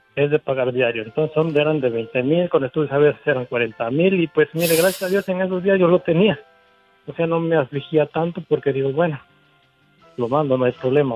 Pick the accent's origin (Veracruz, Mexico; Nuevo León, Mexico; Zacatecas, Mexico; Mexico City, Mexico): Veracruz, Mexico; now in Los Angeles, United States; nosotros somos del estado de Veracruz